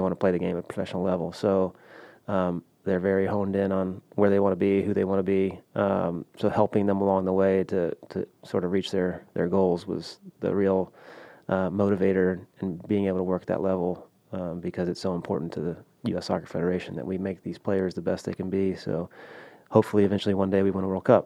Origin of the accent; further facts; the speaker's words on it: Houston, Texas, United States; I grew up in Houston